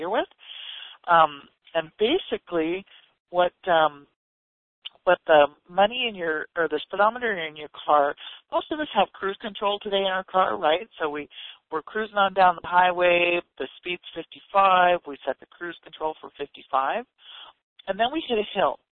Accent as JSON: {"language": "English", "region": "Ontario", "country": "Canada", "tie": "born or raised there", "moved": "as an adult", "lives_now": "United States", "said": "I grew up in Canada and in Ontario"}